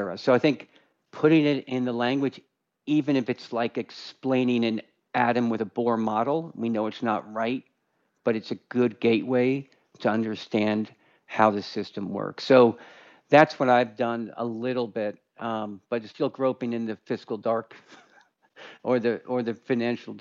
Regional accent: Westchester County, New York, United States; I grew up in Westchester County, New York

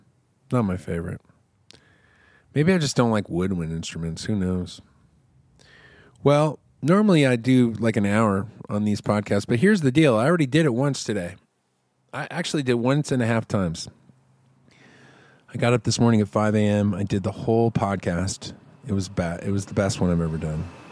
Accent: Texas, United States; I'm in Texas. I'm a Texan

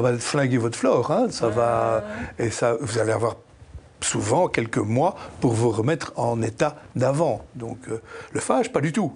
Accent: Belgium; Je suis belge, profondément belge

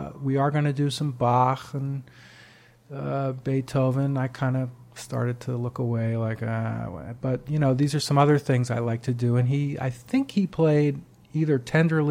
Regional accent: Great Neck, New York, United States; my hometown of Great Neck, Long Island

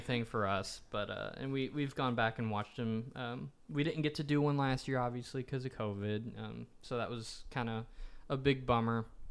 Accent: Nashville, Tennessee, United States; growing up in Nashville, everyone in my family is a musician

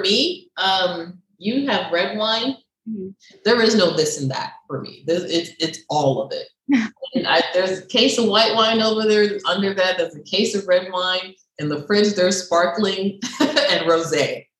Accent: New York, United States; moved away as an adult; also born or lived in Barbados; now in Miami, United States; I'm born in Barbados, raised in New York

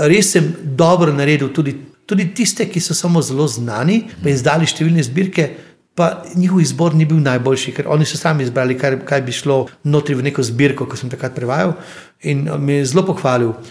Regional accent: Slovenia; Slovenci smo imeli z Mačari skupnega kralja Matjaža.

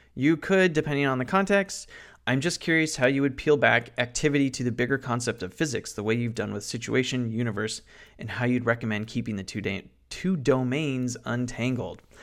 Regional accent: Santa Clarita, California, United States; my hometown of Santa Clarita in Valencia, New Hall

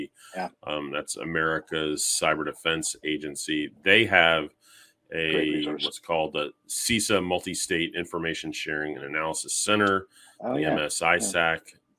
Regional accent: Dallas, Texas, United States; the Spring Conference 2023 that was in Dallas, my hometown

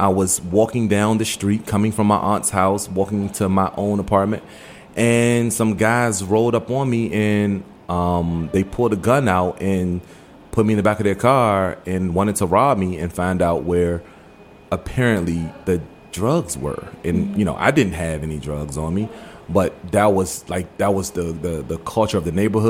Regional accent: Washington, District of Columbia, United States; also born or lived in Maryland / Forestville, Maryland / Suitland, Maryland; Born and raised here in the D.C. area, born and raised, and I was born in Maryland and moved to Northeast, grew up in the Northeast area

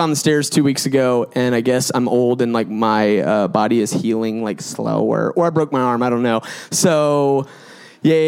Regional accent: Gwinnett County, Georgia, United States; I'm from Gwinnett County, booming out in South Gwinnett, like Lou Will. And so like, I actually went to South Gwinnett.

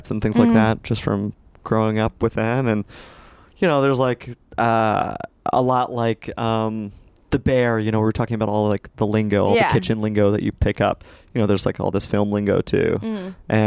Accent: New York City, New York, United States; I'm born and raised in the city. I grew up in the West Village

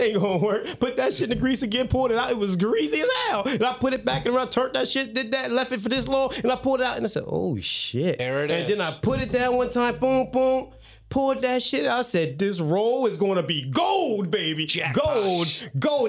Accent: Salem, New Jersey, United States; multi-million dollar business in Salem. That's my hometown

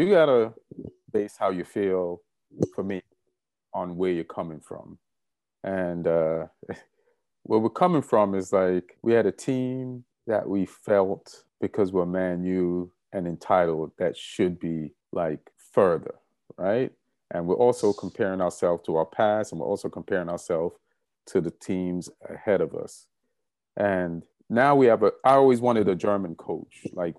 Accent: London, United Kingdom; born there; Yeah. Yeah, I was born in England. Yeah.

